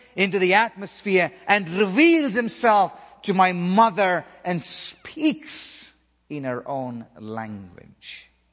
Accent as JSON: {"language": "English", "region": "South India", "country": "India", "tie": "born or raised there", "moved": "yes", "said": "in the southern part of India where I was born and raised"}